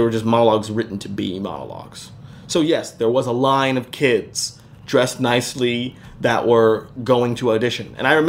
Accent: Las Vegas, Nevada, United States; But so in Vegas, I grew up in Las Vegas, and I went to a magnet school, which was a performing arts high school.

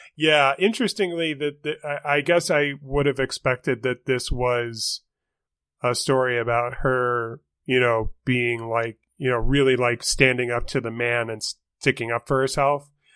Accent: St. Louis, Missouri, United States; there's my hometown

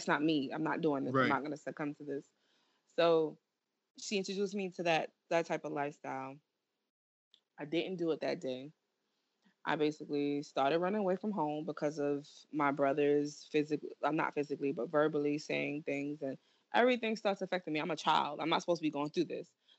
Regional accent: New York City, New York, United States; moved away as an adult; also born or lived in South Bronx, New York; now in North Carolina, United States; I am from Flatbush, Brooklyn, born and raised Church Avenue

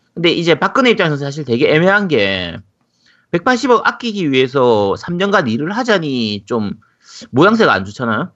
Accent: Busan, South Korea; 야구장 이쪽 근처에 살아가지고

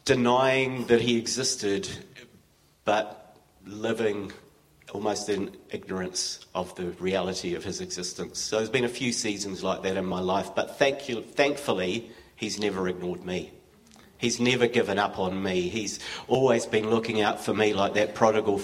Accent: Wellington, New Zealand; I grew up in Wellington a few years ago in Hetaitai, and attended All Saints

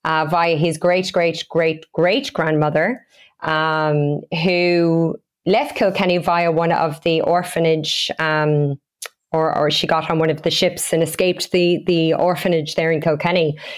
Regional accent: Australia; moved away as an adult; now in Galway, Ireland; We came from Australia just 2.5 years ago, and we opened our first store in Galway City in November 2018.

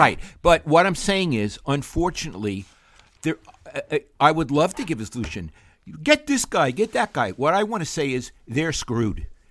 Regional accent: New York City, New York, United States; moved away as an adult; now in San Francisco Bay Area, United States; growing up in Brooklyn

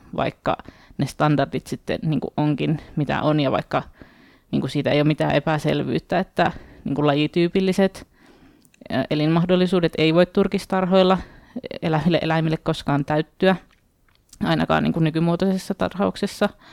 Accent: Oulu, North Ostrobothnia, Finland; mun kotikaupungissa Oulussa

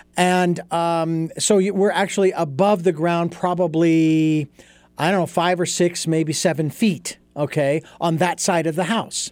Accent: Phoenix, Arizona, United States; moved away; as a kid growing up in Phoenix

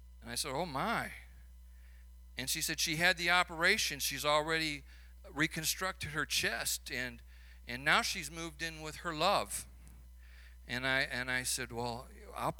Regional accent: Chicago, Illinois, United States; accent: Chicago; now in St. Louis, United States; my Chicago accent

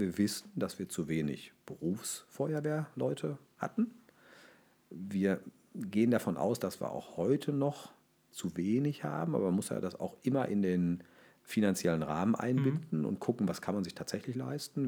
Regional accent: Ruhr area, North Rhine-Westphalia, Germany; ich komme aus dem Ruhrgebiet

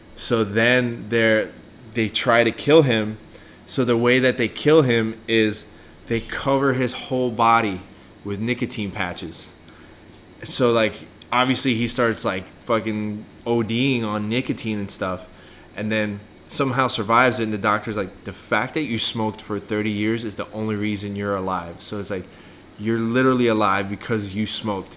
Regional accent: Bergamo, Lombardy, Italy; moved away; also born or lived in Milan / Stezzano; I was born in Milan, but I lived in uh, a city called Bergamo and another city called Stezzano. So if you lived in Bergamo and you have like that kind of accent, it's called Bergamasco.

